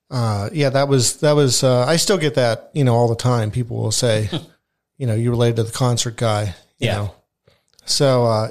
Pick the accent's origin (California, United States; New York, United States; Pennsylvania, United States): Pennsylvania, United States; Penn Township; Yeah, we grew up in Penn Township, right between Kistler's and Bushy Run.